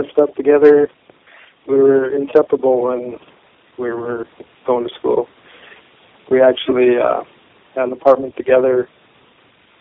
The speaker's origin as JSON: {"language": "English", "town": "Stanley", "region": "North Dakota", "country": "United States", "tie": "born or raised there", "also_born_or_lived": "Epping, North Dakota", "said": "I was born in 1959 in Stanley, North Dakota. I played ball on the Epping Eagles basketball team"}